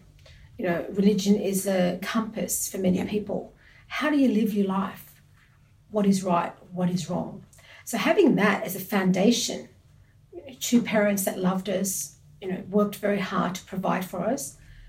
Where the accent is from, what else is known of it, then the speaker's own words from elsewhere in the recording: Sydney, New South Wales, Australia; I was born and raised in Australia, and in kindergarten or year one, I'd get asked the question, where are you from? Mm. Interestingly. And I used to say Campsie, because okay. That's how I was raised.